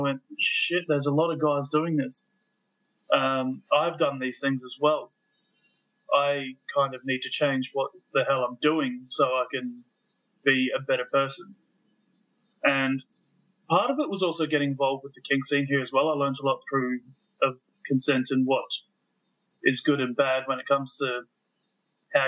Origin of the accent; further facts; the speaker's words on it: Australia; now in New Zealand; I grew up in Australia. I live in New Zealand now.